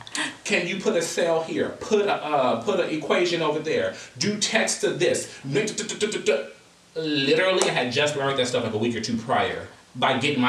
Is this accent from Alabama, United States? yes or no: no; Los Angeles, California, United States; No, I come from Los Angeles, where traffic is a part of our community.